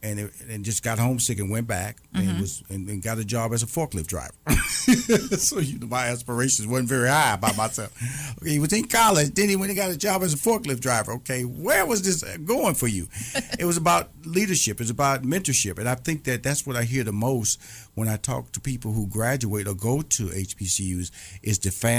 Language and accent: English; Houston, Texas, United States; went back to my hometown of Houston, Texas